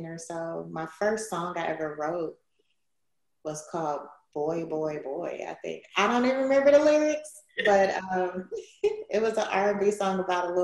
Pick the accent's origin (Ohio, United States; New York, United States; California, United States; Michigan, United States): Ohio, United States; Cleveland; I grew up in Cleveland, Ohio